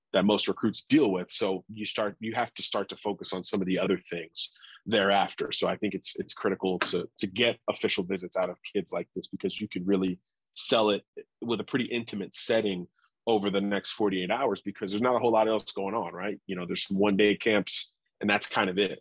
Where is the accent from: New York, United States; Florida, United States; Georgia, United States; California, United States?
Florida, United States; Miami; I'm from Miami, so I'm used to, to tropical weather